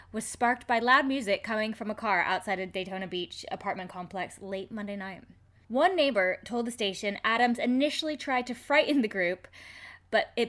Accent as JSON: {"language": "English", "country": "Canada", "said": "I'm Canadian."}